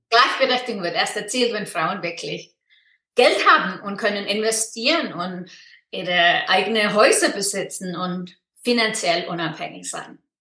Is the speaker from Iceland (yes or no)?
yes; Iceland; German is a second language; moved away as an adult; also born or lived in Freiburg, Germany; now in Switzerland; ich komme aus Island und lebe in der Schweiz